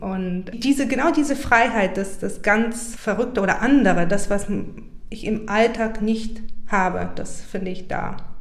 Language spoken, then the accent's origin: German; Burgas, Burgas Province, Bulgaria; moved away; Da habe ich über meine Heimstadt ein Gedicht geschrieben. Also ich komme aus Burgas